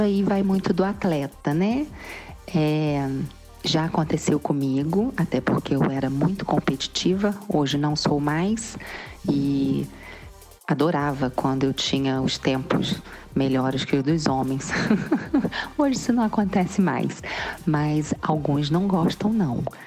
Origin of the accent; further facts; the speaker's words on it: Cantagalo, Brazil; eu sou de Cantagalo